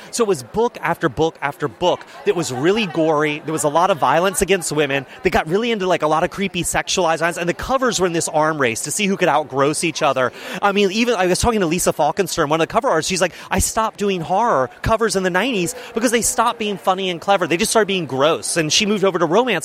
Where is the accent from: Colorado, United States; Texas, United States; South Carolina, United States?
South Carolina, United States; Charleston; I grew up in Charleston, South Carolina, in this little suburb called Mount Pleasant